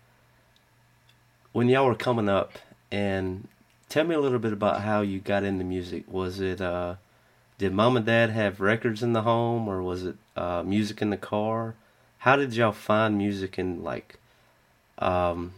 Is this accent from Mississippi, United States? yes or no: yes; near Columbus, Mississippi, United States; When I was growing up, and I would hang out in Columbus, Mississippi